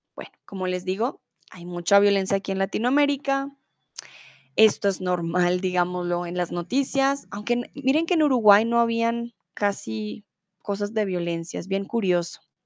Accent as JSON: {"language": "Spanish", "country": "Colombia", "said": "yo soy de Colombia, no soy de Venezuela"}